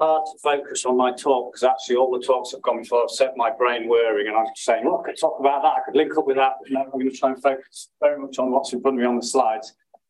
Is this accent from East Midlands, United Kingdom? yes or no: no; Yorkshire and the Humber, United Kingdom; I'm from Yorkshire, born and bred